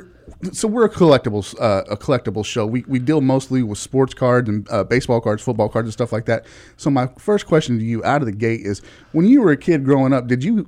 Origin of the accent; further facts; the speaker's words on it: Dallas, Texas, United States; I grew up here in Dallas